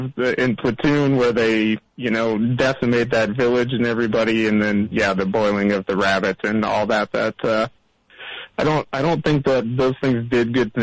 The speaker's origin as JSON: {"language": "English", "town": "Rockford", "region": "Illinois", "country": "United States", "moved": "yes", "lives_now": "Minneapolis, United States", "said": "I'm from Rockford originally, but I've been up in Minneapolis for 20 years."}